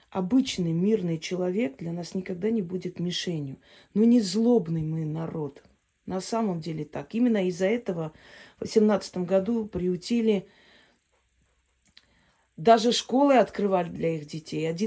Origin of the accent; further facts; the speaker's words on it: Armenia; Я говорю, я армянка.